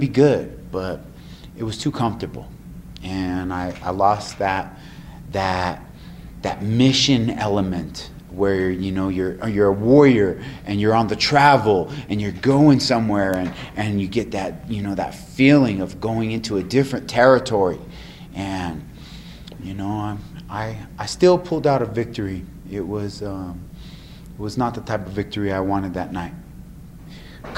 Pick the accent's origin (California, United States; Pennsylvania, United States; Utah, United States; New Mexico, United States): New Mexico, United States; here in my hometown